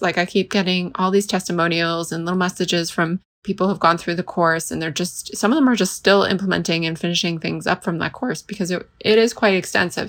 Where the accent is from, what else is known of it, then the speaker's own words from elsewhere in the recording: Canada; I'm from Canada